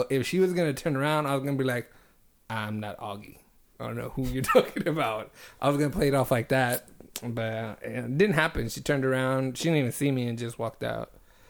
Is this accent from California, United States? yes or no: yes; Reedley, California, United States; moved away; Because we're from Reedley, and that shit is small.